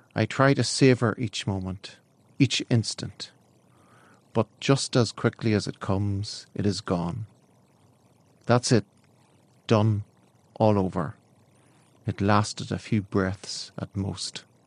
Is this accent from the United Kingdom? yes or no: yes; County Down, Northern Ireland, United Kingdom; I'm from West River in County Down in Ireland.